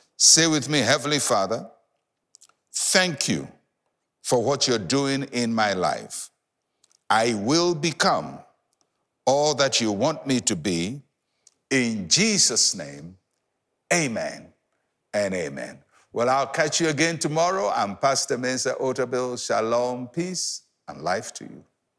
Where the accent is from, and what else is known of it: Ghana